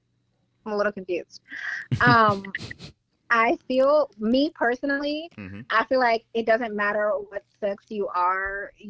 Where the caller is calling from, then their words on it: North Bethesda, Maryland, United States; I'm calling from North Bethesda.